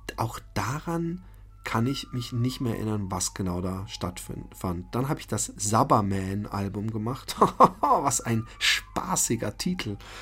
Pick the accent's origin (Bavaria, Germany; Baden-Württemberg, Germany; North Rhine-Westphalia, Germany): Baden-Württemberg, Germany; Waldbronn; Ich bin in Waldbronn-Busenbach aufgewachsen bin aber aufs Bismarck-Gymnasium in Karlsruhe gefahren